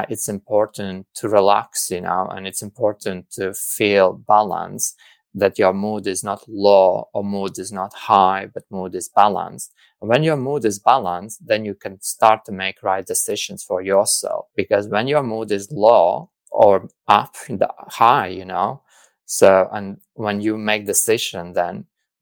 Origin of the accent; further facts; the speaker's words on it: Latvia; moved away; I came from Latvia, and I grew up in the kind of community where like also psychology and psychiatry was kind of taboo